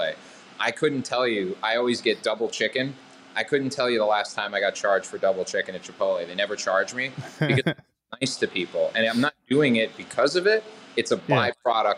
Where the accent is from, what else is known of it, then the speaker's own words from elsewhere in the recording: Boston, Massachusetts, United States; I grew up in Boston